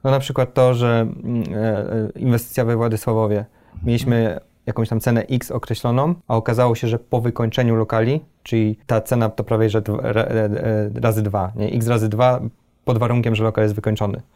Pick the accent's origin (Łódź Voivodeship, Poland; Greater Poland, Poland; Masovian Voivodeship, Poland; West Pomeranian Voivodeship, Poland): Greater Poland, Poland; Poznań; raczej pochodzimy z Poznania